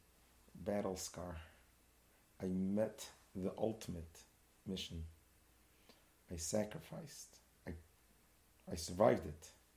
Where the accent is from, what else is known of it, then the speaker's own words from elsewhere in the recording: New York City, New York, United States; growing up in Crown Heights, in Brooklyn, yeshiva world